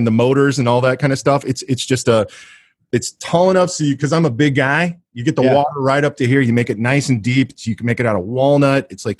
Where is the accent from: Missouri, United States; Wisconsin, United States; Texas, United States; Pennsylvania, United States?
Missouri, United States; Kansas City; they find out I'm from Kansas City